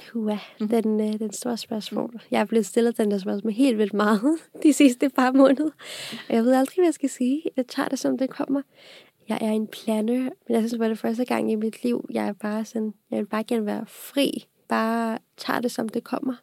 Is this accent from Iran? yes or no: no; Pakistan; now in Denmark; jeg kommer oprindeligt fra Pakistan. Og jeg har boet i Pakistan også på grund af mit fars job, så jeg flyttede her til Danmark i 2010